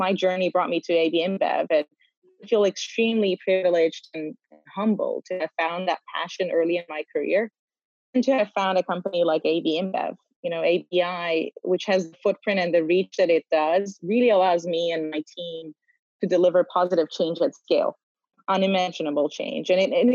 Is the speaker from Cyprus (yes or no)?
yes; North Cyprus, Cyprus; moved away; I am born and raised in North Cyprus.